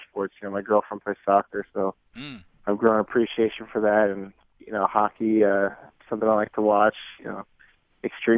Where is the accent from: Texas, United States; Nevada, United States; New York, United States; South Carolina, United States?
New York, United States; New York City; also born or lived in San Diego, California; now in Dallas, United States; I love growing up in New York